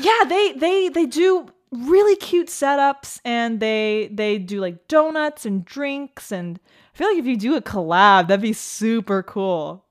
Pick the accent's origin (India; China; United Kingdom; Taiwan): Taiwan; Taipei; I grew up in Taipei